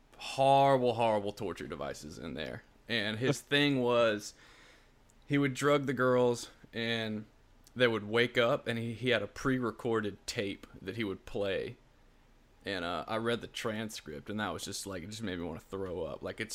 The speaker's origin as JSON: {"language": "English", "region": "Louisiana", "country": "United States", "said": "We're Cajun, man."}